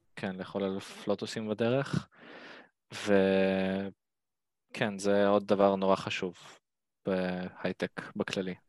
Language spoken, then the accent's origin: Hebrew; Ashdod, Southern District, Israel